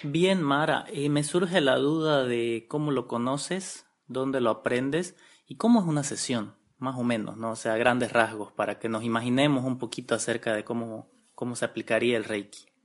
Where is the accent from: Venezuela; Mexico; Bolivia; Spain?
Bolivia; nosotros como bolivianos